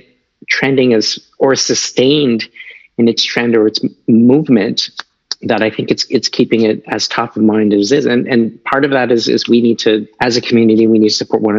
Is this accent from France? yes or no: no; Canada; It's like, what do I have to do with any of the origins of this? I'm just a Canadian citizen.